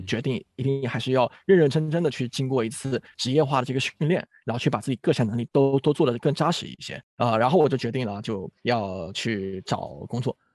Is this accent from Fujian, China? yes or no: yes; Fujian, China; moved away as an adult; also born or lived in Chongqing; now in Beijing, China; 我其实也来自一个福建的一个小县城